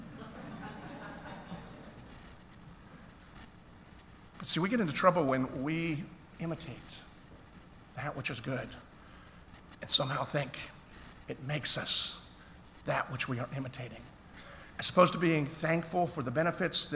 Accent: Philadelphia, Pennsylvania, United States; I grew up in Philadelphia.

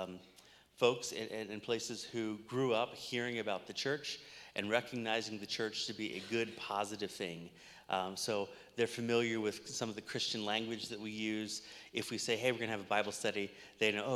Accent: Cincinnati, Ohio, United States; moved away; also born or lived in Anderson, Indiana; I'm originally from Cincinnati, Ohio.

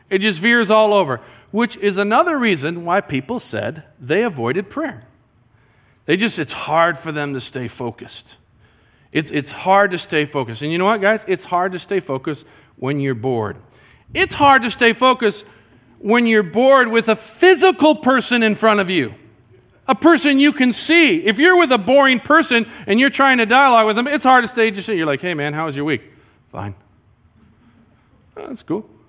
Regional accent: Colombia; And I grew up with Jason in Columbia. You know, in Columbia is something that we used to do together. We'd build forts in the mountains.

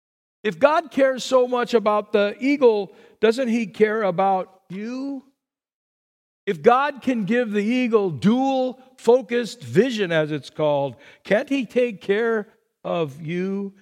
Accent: Burbank, California, United States; I grew up in Burbank, and right around the corner from me was the pigeon man.

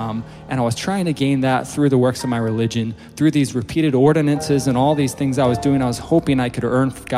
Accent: Utah, United States; I grew up in Utah and just a very strong Mormon family, and everything I knew was this religion

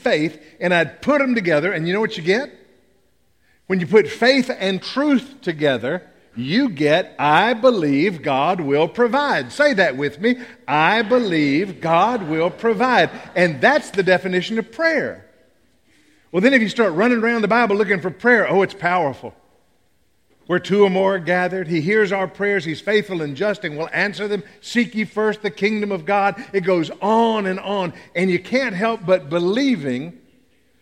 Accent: Tennessee, United States; I'm from Tennessee

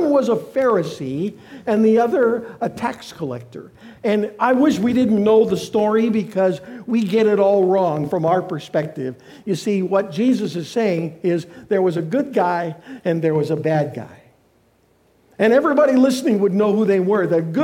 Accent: Canada; now in United States; I'm a Canadian.

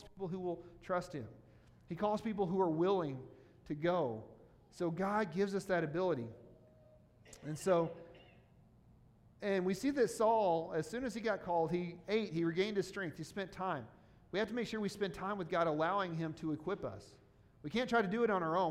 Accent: Missouri, United States; moved away; back to where I grew up in Missouri

